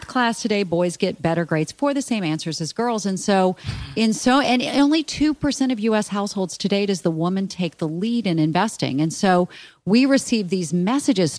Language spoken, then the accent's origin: English; Charleston, South Carolina, United States; moved away as an adult; also born or lived in New York; I grew up in the South. Grew up in Charleston, South Carolina